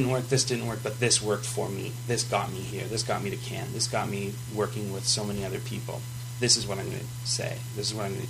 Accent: Fort McMurray, Alberta, Canada; it's in my town

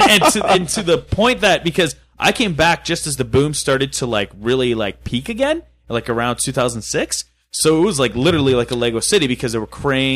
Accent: Fort McMurray, Alberta, Canada; when you're growing up in Fort McMurray

